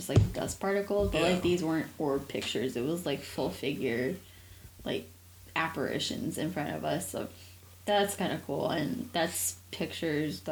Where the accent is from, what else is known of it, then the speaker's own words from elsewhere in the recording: California, United States; moved away as an adult; now in Cincinnati, United States; We grew up in California, and we're now in Cincinnati, Ohio.